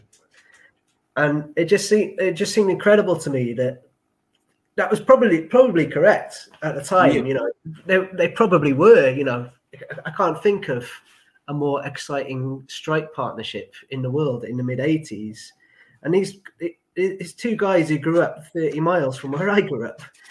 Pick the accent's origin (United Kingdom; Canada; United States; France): United Kingdom; Shropshire, West Midlands; also born or lived in Wrexham, Wales; I grew up just over the border, sadly, in England, in Shropshire